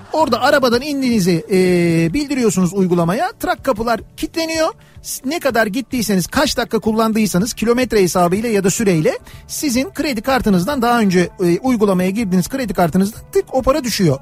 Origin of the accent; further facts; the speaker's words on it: Istanbul, Turkey; moved away; ben İstanbulluyum ve İstanbul'da doğup büyüdüğüm için seviyorum İstanbul'u.